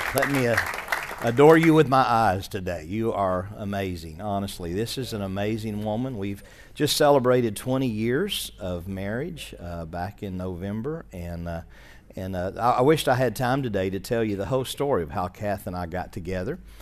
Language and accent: English; Arkansas, United States; also born or lived in West Virginia; We're from Arkansas.